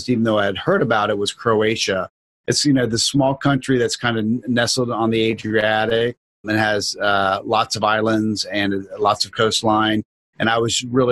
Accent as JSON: {"language": "English", "region": "Florida", "country": "United States", "tie": "born or raised there", "said": "I'm born and raised in Florida"}